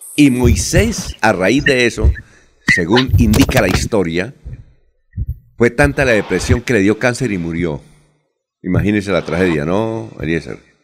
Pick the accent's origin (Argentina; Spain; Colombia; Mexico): Colombia; Bucaramanga, Santander; yo vengo de Bucaramanga